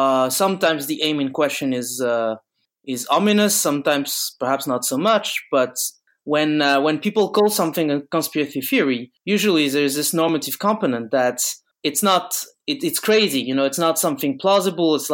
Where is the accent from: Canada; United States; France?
France; Bordeaux, Nouvelle-Aquitaine; now in Paris, France